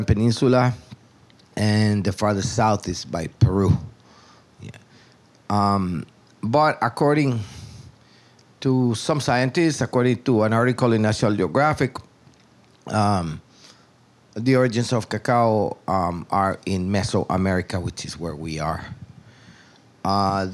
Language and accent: English; Tegucigalpa, Francisco Morazán, Honduras; moved away as an adult; now in Roatan, Honduras; I was born in Tegucigalpa, which is the capital of Honduras, many years ago.